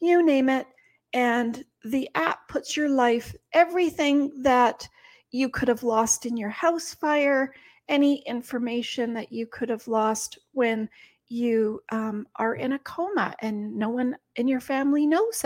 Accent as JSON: {"language": "English", "country": "Canada", "said": "we're Canadian"}